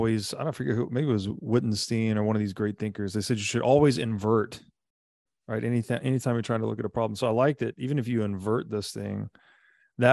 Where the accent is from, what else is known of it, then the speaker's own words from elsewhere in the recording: Tennessee, United States; I grew up in Tennessee